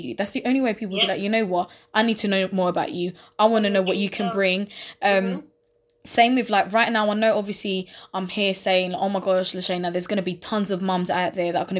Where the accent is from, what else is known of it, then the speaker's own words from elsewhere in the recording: London, United Kingdom; East London, Newham